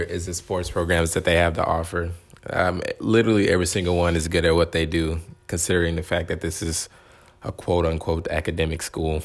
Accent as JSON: {"language": "English", "town": "Dallas", "region": "Texas", "country": "United States", "said": "I am from Dallas"}